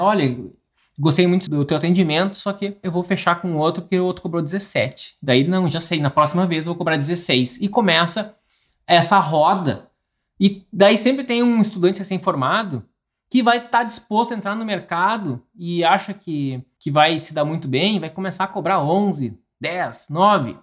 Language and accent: Portuguese; interior of Rio Grande do Sul, Brazil; moved away; tem muitas coisas que eu não compartilho de onde eu nasci